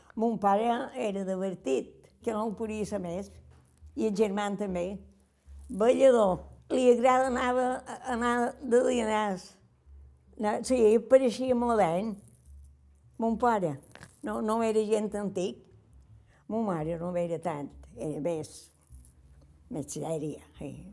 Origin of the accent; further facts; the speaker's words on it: Calonge, Balearic Islands, Spain; som de Calonja